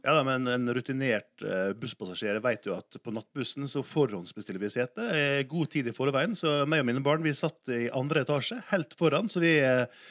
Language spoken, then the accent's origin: Norwegian; Sunnmøre, Møre og Romsdal, Norway; jeg er jo sunnmøring, og sunnmøringer elsker jo å spare penger